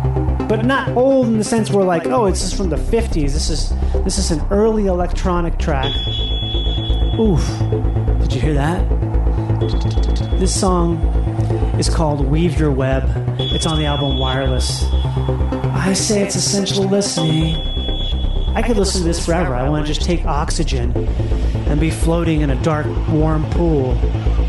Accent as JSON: {"language": "English", "town": "Rochester", "region": "Minnesota", "country": "United States", "said": "I'm from Rochester, Minnesota"}